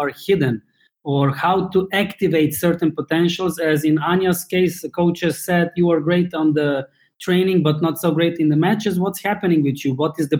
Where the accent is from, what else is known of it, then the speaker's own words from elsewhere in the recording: Slovenia; In Slovenia as well. That's former Yugoslavia in not as Balkans. We are neighbors with Italy, Austria, Hungary, Croatia.